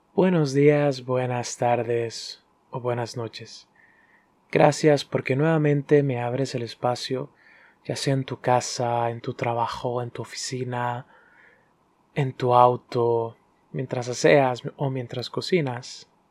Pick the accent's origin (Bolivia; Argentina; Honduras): Honduras; also born or lived in Dominican Republic; soy hondureño dominicano y soy barista